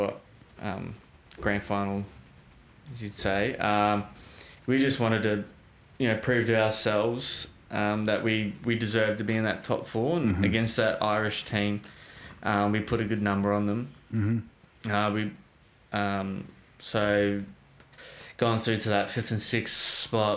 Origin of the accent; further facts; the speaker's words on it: Australia; being Australian